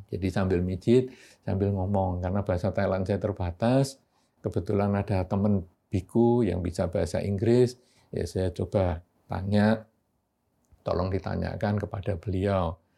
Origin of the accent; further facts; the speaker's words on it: Yogyakarta, Special Region of Yogyakarta, Indonesia; rumah saya itu di daerah Pasar Keranggan, Tugu.